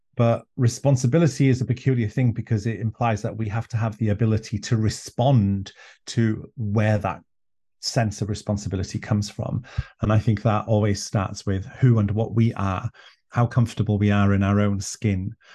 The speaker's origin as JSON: {"language": "English", "region": "an island in North Wales", "country": "United Kingdom", "first_language": "Welsh", "second_language": "English", "said": "white, gay Welshman from an island in North Wales"}